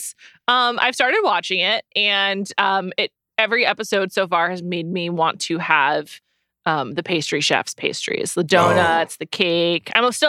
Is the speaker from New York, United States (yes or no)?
yes; New York, United States; 917 for life. I'm from New York.